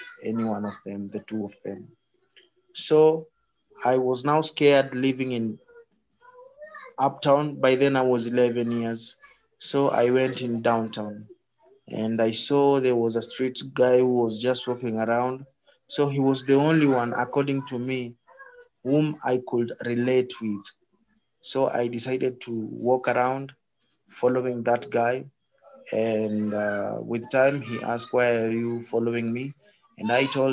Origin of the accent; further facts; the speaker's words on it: Nairobi, Kenya; So I was born here in Madare slums.